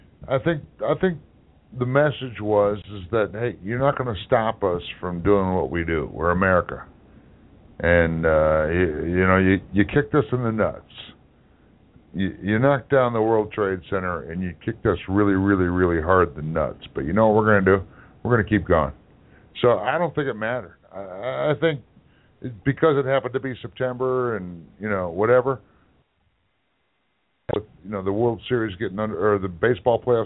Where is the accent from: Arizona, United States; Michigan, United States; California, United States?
Michigan, United States; Detroit; I grew up in Detroit, Michigan